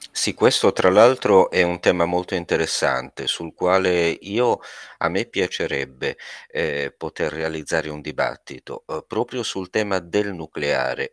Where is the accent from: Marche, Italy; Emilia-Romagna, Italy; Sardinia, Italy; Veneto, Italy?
Sardinia, Italy; essendo sardo